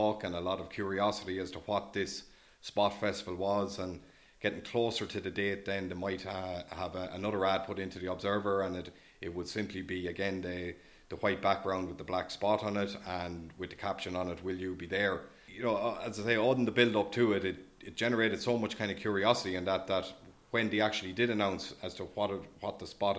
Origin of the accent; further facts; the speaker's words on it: Offaly, Leinster, Ireland; now in Leitrim Village, Ireland; I'm from Offaly